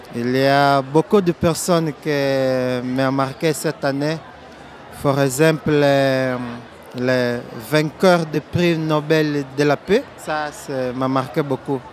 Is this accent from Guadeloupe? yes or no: no; Angola; French is a second language; nous sommes colonie de Portugal